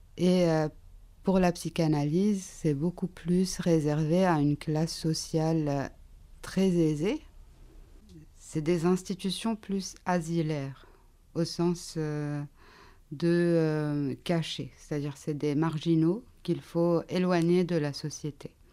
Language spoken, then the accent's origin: French; Lebanon; now in France; au, Liban et là où j'ai grandi